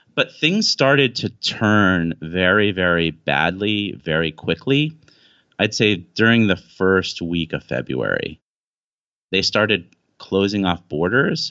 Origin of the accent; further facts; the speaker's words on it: United States; moved away as an adult; now in China; I'm an American guy